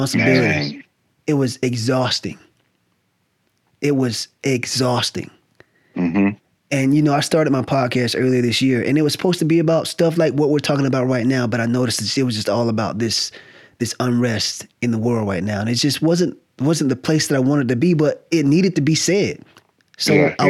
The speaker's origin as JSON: {"language": "English", "region": "the South", "country": "United States", "moved": "yes", "lives_now": "California, United States", "said": "I'm from the South. It's sort of like I left the South"}